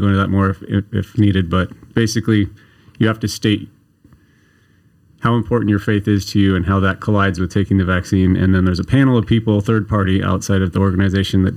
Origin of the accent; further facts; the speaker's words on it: Chico, California, United States; now in Redding, United States; I'm a Northern California native. I was born in Chico and then traveled around for school a bunch